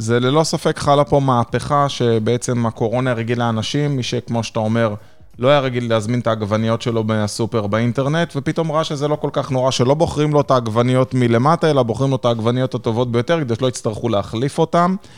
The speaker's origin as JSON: {"language": "Hebrew", "country": "Israel", "moved": "yes", "said": "אני בתור ישראלי טיפוסי"}